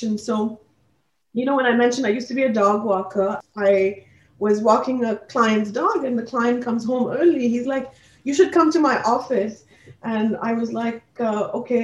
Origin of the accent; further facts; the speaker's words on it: Assam, India; moved away as an adult; also born or lived in Delhi, India; now in Canada; I'm actually born and raised in India, Assam actually, and later on ended up in Delhi with my parents and then came to Canada for studying.